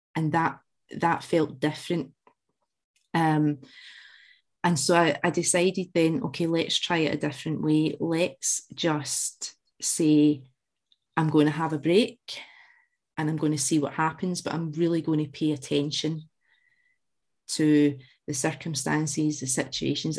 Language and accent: English; Glasgow, Scotland, United Kingdom; as you can tell from the accent, I, I was born in Glasgow, raised in with Central Scotland